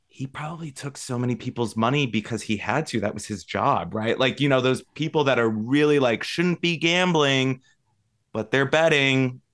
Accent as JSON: {"language": "English", "town": "Las Vegas", "region": "Nevada", "country": "United States", "tie": "born or raised there", "moved": "yes", "said": "my hometown"}